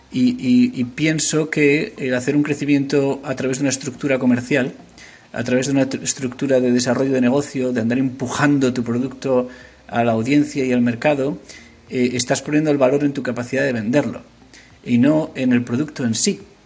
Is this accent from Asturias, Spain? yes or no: yes; Asturias, Spain; moved away as an adult; also born or lived in Madrid / San Francisco / Liverpool; now in London, United Kingdom; Yo soy asturiano los asturianos deciden dónde nacen. Entonces yo nací en Madrid.